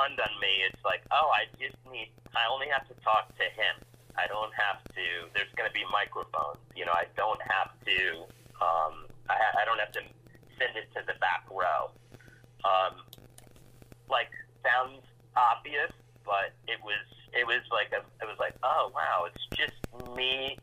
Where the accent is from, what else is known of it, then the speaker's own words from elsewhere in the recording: New York City, New York, United States; my growing up in Alphabet City